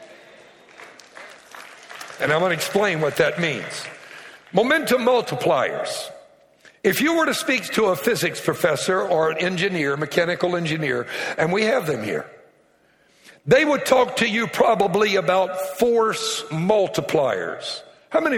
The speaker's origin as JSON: {"language": "English", "area": "Cajun", "region": "Louisiana", "country": "United States", "said": "I'm Cajun, and I love telling jokes from my culture"}